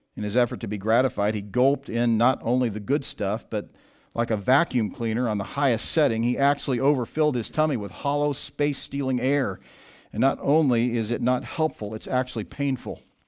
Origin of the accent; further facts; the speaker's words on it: Southwest Missouri, United States; I grew up in Southwest Missouri, where there was a lot of bodies of water to choose from